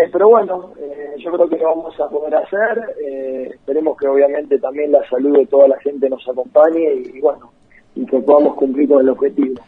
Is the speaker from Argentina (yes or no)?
yes; Argentina; also born or lived in Las Parejas, Santa Fe